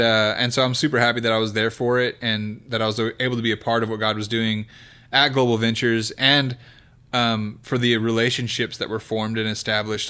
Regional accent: Kingsburg, California, United States; now in Oklahoma City, United States; I'm from the Okie area. of California.

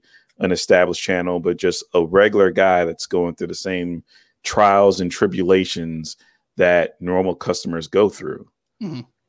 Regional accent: Cleveland, Ohio, United States; I'm in Cleveland, Ohio. So cool. Pretty much born here, grew up here, left here, went to the military, went halfway around the world, and came back here.

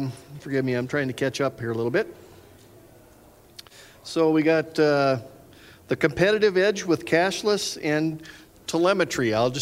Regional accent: Minnesota, United States; my home country, my home area in Minnesota.

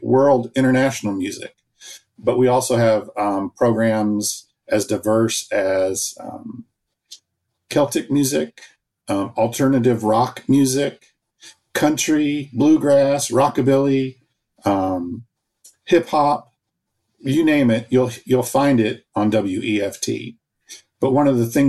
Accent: Champaign, Illinois, United States; moved away as an adult; I'm actually born and raised in Champaign, but I moved away 40 years ago for a career in radio and saw an opportunity to come back home

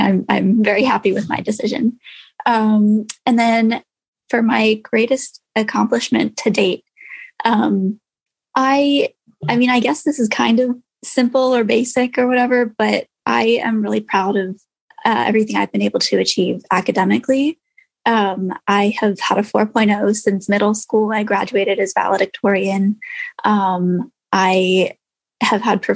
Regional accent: Wilmington, Delaware, United States; moved away as an adult; also born or lived in California; I'm from Wilmington, Delaware, and I'm currently attending the University of Southern California.

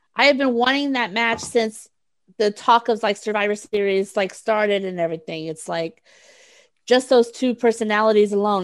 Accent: Texas, United States; I'm from Texas

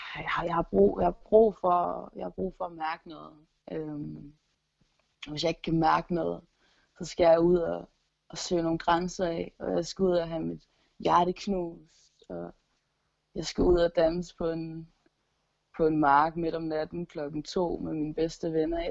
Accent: Gistrup, North Denmark Region, Denmark; min forældres garage hjemme i Gistrup

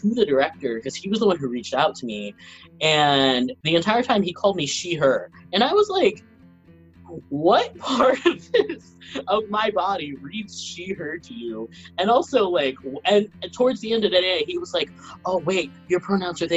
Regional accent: New York City, New York, United States; also born or lived in Venezuela / Brooklyn / Manhattan; I moved to Middle Village, Queens when I was around three, I think, two or three. And then I just bounced around with Queens, Brooklyn

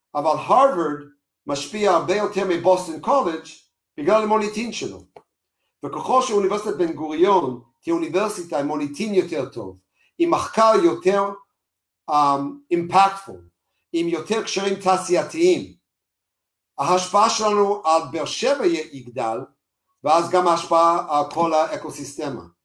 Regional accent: United States; moved away as an adult; now in Israel; אנחנו לא אמריקאים, אפילו שאני אמריקאי

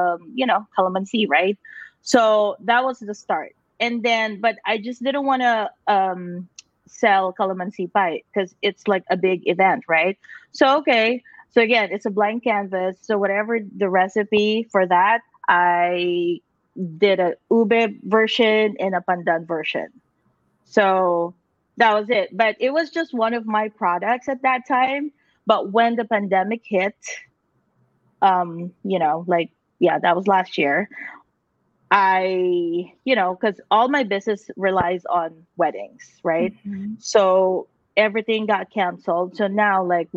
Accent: Philippines; moved away; I grew up in the Philippines

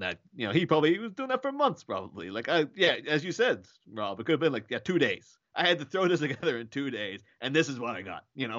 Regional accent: Ireland; I'm Irish. I have an Irish passport

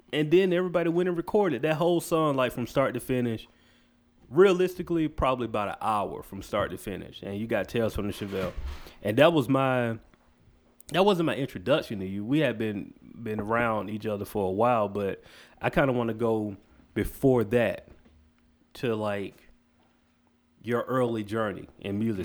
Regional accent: Macon, Georgia, United States; my hometown, Macon, Georgia

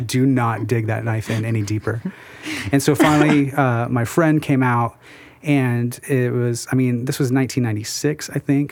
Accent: South Central Missouri, United States; I grew up in South Central Missouri, middle of nowhere

